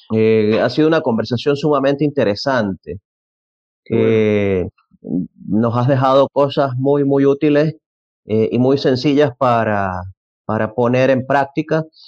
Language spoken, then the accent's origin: Spanish; Venezuela; yo soy venezolano, en Venezuela se suele decir